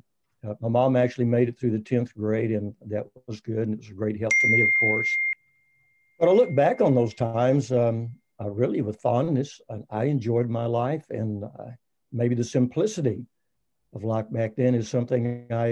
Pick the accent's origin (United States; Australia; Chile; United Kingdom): United States; Waco, Texas; I was born in Waco, Texas.